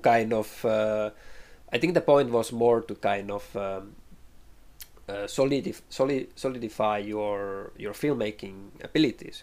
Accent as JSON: {"language": "English", "country": "Finland", "tie": "born or raised there", "second_language": "English", "said": "growing up in Finland"}